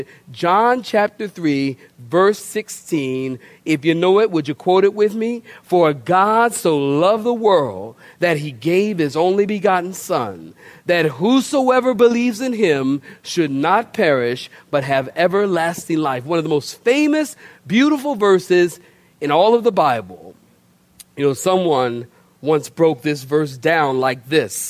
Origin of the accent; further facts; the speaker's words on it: Philadelphia, Pennsylvania, United States; moved away; also born or lived in Oceanside, California; I'm from Philadelphia originally.